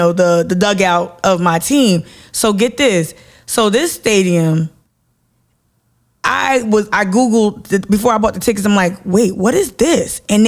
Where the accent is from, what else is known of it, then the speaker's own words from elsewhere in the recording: New Jersey, United States; being someone born and raised in the New York metro area, born and raised in Jersey